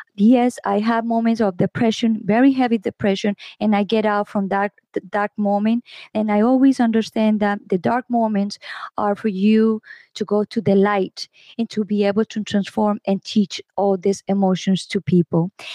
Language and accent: English; Colombia; I am from Colombia.